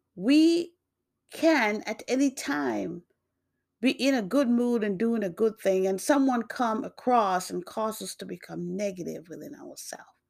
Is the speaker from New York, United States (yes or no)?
yes; New York, United States; also born or lived in Jamaica; now in Massachusetts, United States; born in Jamaica, grew up in New York. I now live in Massachusetts.